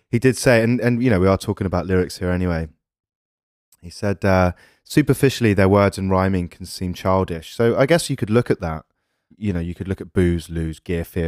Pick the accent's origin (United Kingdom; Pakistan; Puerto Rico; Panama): United Kingdom; England; We're English